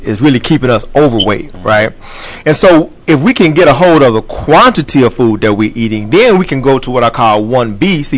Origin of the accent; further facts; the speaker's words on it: Texas, United States; I grew up in Texas.